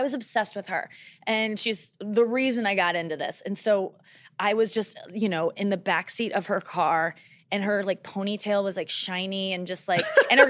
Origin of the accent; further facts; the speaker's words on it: St. Louis, Missouri, United States; And we're both from St. Louis.